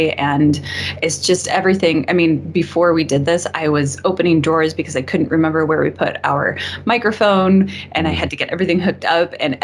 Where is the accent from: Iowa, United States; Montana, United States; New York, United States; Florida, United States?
Montana, United States; now in Colorado, United States; I grew up in Montana, which is very rural.